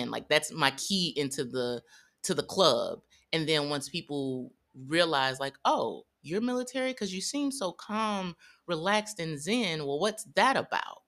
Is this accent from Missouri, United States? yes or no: yes; St. Louis, Missouri, United States; I'm from Saint Louis, Missouri, pretty conservative